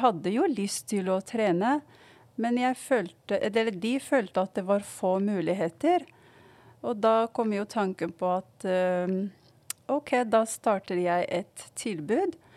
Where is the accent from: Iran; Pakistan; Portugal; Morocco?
Morocco; now in Oslo, Norway; jeg kommer fra Marokko